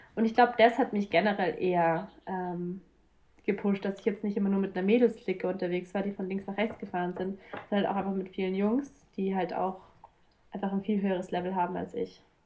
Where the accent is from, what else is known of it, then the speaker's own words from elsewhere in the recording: south of Munich, Bavaria, Germany; ich komme eigentlich ähm, aus Süden von München, aus Bayern